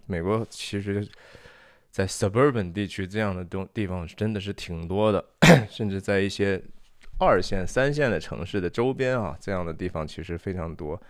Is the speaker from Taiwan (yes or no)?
no; China; 我们中国人